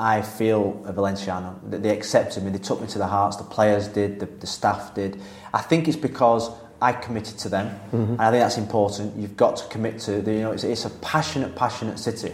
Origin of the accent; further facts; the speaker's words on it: England, United Kingdom; as English coaches